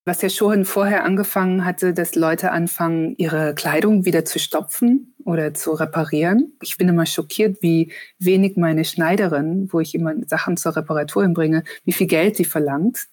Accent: Munich, Bavaria, Germany; now in Hamburg, Germany; ich komme ursprünglich auch aus München, aber jetzt nicht aus Schwabing

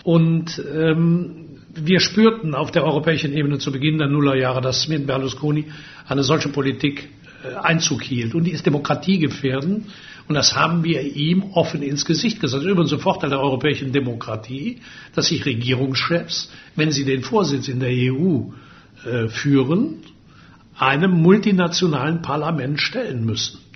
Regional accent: Würselen, North Rhine-Westphalia, Germany; in meiner Heimatstadt in Würselen

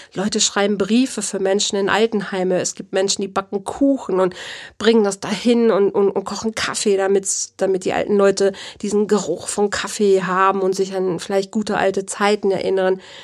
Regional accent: Germany; Bei uns in Deutschland

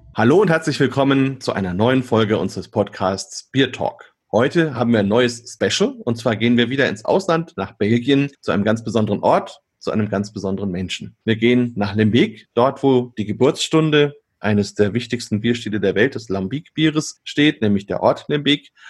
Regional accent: Bamberg, Bavaria, Germany; Ich komme ja aus Bamberg

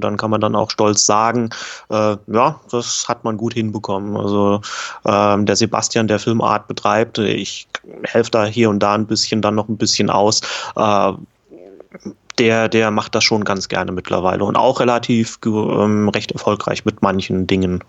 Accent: Kaiserslautern, Rhineland-Palatinate, Germany; Kaiserslautern schreibe ich allerdings ja dann auch sowieso meistens ähm, hier rein, ist äh, die Heimat von mir

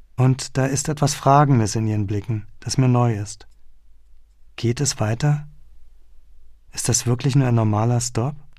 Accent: Berlin, Germany; moved away; den Westteil meiner Heimatstadt

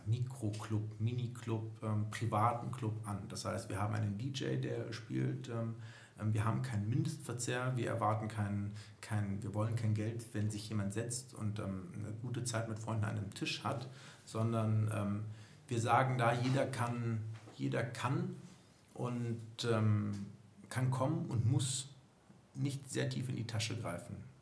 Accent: Düsseldorf, North Rhine-Westphalia, Germany; ich bin 40 Jahre alt, gebürtiger Düsseldorfer

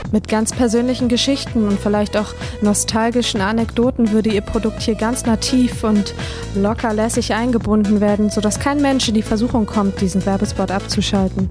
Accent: Berlin, Germany; Ich komme aus Berlin

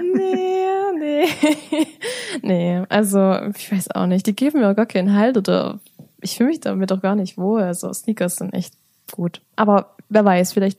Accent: Ore Mountains, Saxony, Germany; bei uns im Erzgebirge

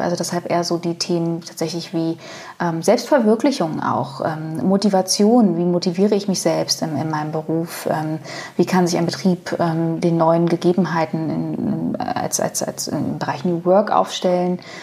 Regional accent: Berlin, Germany; ich bin in, in meinem in ostdeutschen Umfeld groß geworden. Also ich bin in, im Osten geboren, aus Berlin geboren.

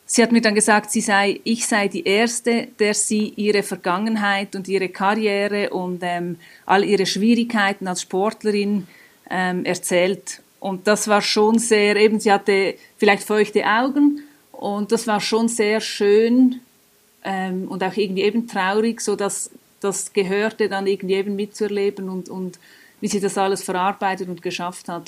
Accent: Switzerland; wir in der Schweiz

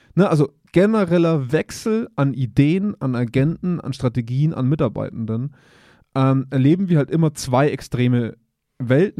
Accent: Germany; wir als Deutsche

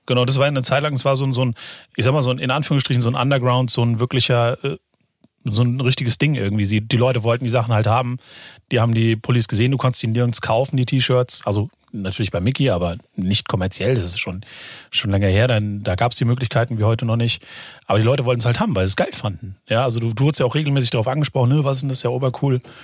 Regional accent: Frankfurt am Main, Hesse, Germany; ich bin ja geborener Frankfurter

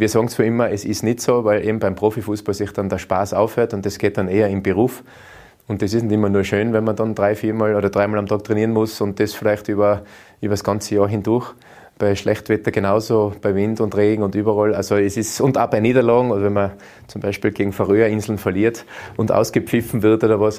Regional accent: Austria; bei uns in Österreich

